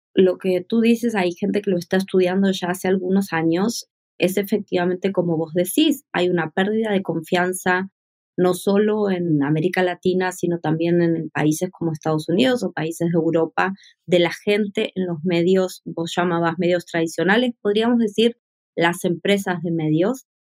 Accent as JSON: {"language": "Spanish", "country": "Argentina", "said": "soy de Argentina"}